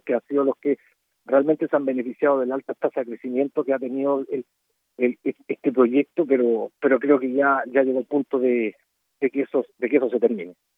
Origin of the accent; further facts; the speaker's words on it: Chile; desde Chile